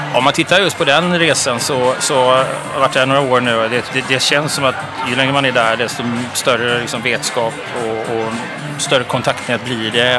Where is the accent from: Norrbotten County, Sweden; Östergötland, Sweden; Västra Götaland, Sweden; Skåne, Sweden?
Västra Götaland, Sweden; Gothenburg; now in Stockholm, Sweden; Jag är ju från Göteborg.